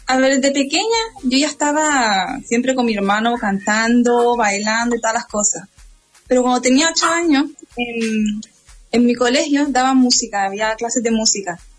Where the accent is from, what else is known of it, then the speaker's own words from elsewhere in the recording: Canary Islands, Spain; now in Madrid, Spain; Ya estudiaba en Madrid. Y yo como buena isleña, pues no, no me adapté a Madrid del todo, no, no era un lugar para mí